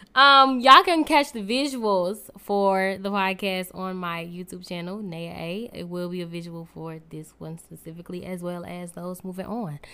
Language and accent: English; Newark, New Jersey, United States; now in Saint Louis, United States; I am from Newark, New Jersey, but I reside in Saint Louis, Missouri